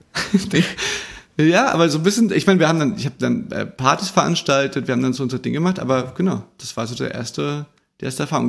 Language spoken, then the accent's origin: German; Chemnitz, Saxony, Germany; Bei uns in Chemnitz